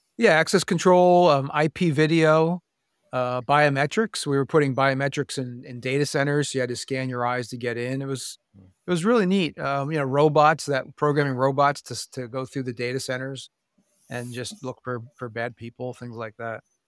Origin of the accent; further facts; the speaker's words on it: Pennsylvania, United States; i grew up in pennsylvania